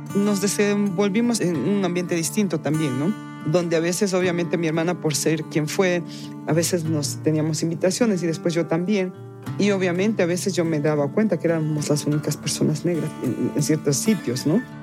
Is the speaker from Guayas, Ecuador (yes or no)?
no; Quito, Pichincha, Ecuador; moved away; yo me siento 100% quiteña porque soy nacida y criada en Quito